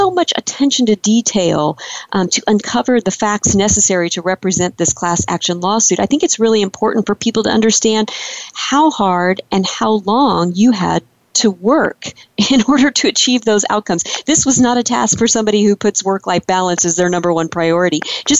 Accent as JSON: {"language": "English", "region": "Illinois", "country": "United States", "moved": "yes", "lives_now": "California, United States", "said": "I'm originally from Illinois."}